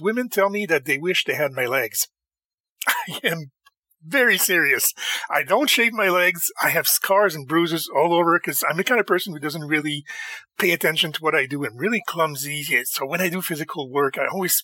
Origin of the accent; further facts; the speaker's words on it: Montreal, Quebec, Canada; I am from Montreal, Canada